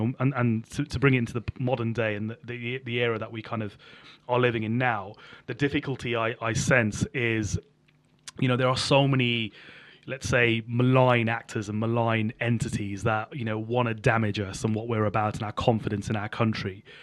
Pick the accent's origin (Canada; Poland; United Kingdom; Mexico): United Kingdom; Birmingham, West Midlands; also born or lived in Sutton Coldfield; I grew up in Birmingham, in inner city Birmingham, in Handsworth